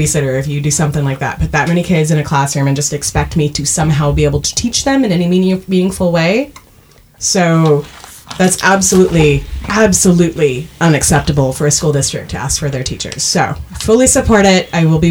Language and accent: English; Canada; accent: Canadian; My Canadian accent did sneak out a lot when we were talking about Letterkenny earlier.